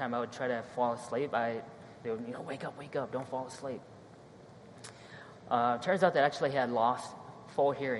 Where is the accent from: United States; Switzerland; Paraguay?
United States; Sheboygan, Wisconsin; also born or lived in La Crosse, Wisconsin; I was born in La Crosse, city of La Crosse, and by the time I knew it, I'm probably 3 years old, we moved to Sheboygan.